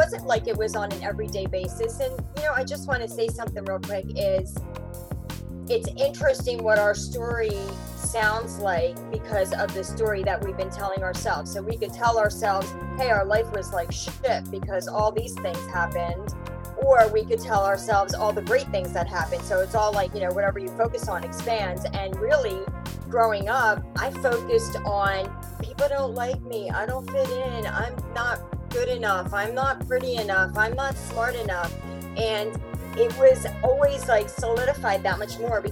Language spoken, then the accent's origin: English; United States; also born or lived in India; I'm Indian. I was born in India, and growing up in America at a time where there weren't as many Asians in my school with me